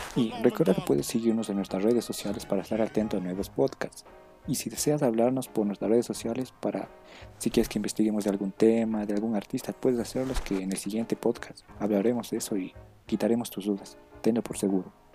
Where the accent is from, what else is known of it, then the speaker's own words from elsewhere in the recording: Ecuador; la cultura de aquí del Ecuador